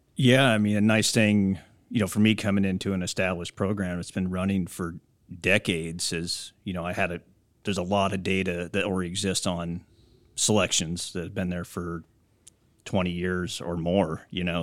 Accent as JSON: {"language": "English", "region": "Iowa", "country": "United States", "tie": "born or raised there", "also_born_or_lived": "California", "moved": "as an adult", "said": "I'm originally from Iowa, so I grew up on a corn, soybean, hog farm there"}